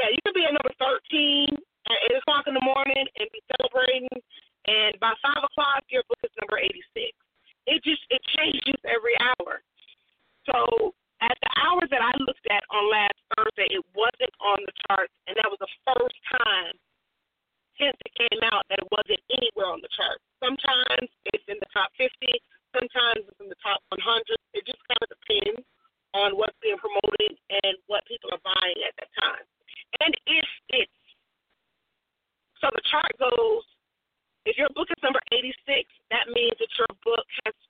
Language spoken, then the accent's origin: English; New York, United States; born there; I was born in New York.